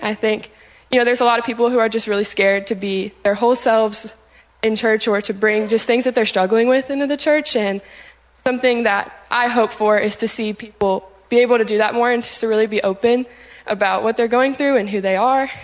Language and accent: English; Cincinnati, Ohio, United States; I'm originally from Cincinnati, Ohio